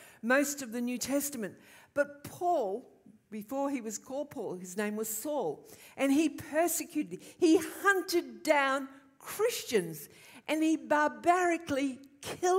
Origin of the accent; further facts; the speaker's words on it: Queensland, Australia; born or raised there